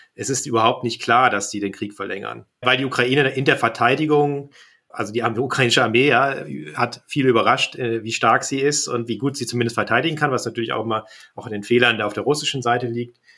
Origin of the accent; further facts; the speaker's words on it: Kassel, Hesse, Germany; now in Berlin, Germany; in meine Heimat Kassel